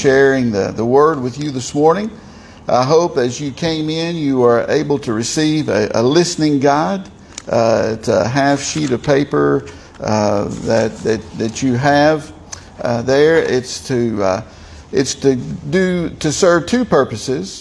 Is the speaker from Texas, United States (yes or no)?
no; southern Tennessee, United States; accent: southern Tennessee; a southern Tennessee accent